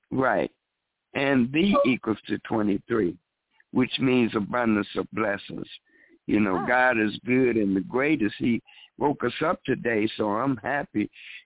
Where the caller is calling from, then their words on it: Chicago, Illinois, United States; from Chicago.